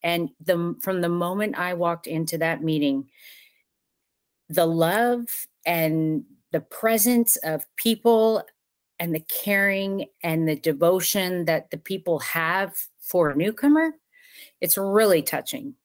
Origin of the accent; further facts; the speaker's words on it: Southern California, United States; moved away as an adult; now in Ocala, Florida, United States; I lived in, in Southern California my entire life